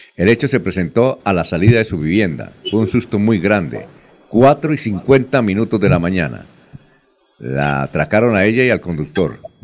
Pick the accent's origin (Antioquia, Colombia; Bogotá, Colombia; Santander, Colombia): Santander, Colombia; Bucaramanga; Yo soy de Bucaramanga, yo soy periodista